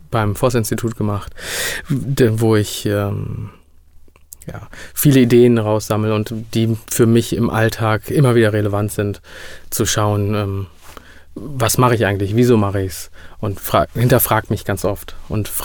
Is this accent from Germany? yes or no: yes; North Rhine-Westphalia, Germany; now in Cologne, Germany; bin 2000 eins nach Köln gekommen, nicht als Flüchtling, sondern bin aus dem Sauerland quasi nach Köln gekommen. Köln ist meine Wahlheimat.